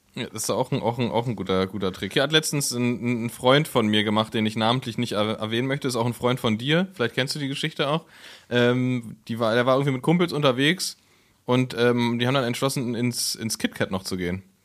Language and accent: German; Berlin, Germany; als Berliner, der noch nie im Berghain war